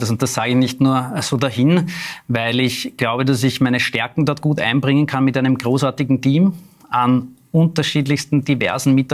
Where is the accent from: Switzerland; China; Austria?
Austria; Klosterneuburg, Lower Austria; also born or lived in Vienna; ich bin in Wien geboren, im 16. Bezirk im Wilhelminenspital, aber ich lebe seit meiner jüngsten Kindheit in Klosterneuburg